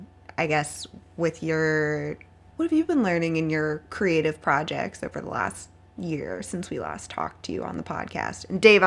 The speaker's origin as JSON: {"language": "English", "region": "Florida", "country": "United States", "tie": "born or raised there", "also_born_or_lived": "Austin, Texas", "moved": "as an adult", "said": "I was born in Austin. My family moved to Florida when I was 2, and I lived there until I was an adult"}